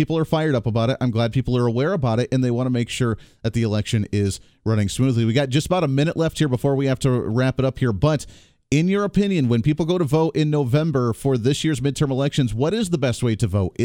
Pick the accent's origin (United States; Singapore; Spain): United States; Kansas; I'm from Kansas. I'm in right in the middle of the country here. And I like the way we do things in Kansas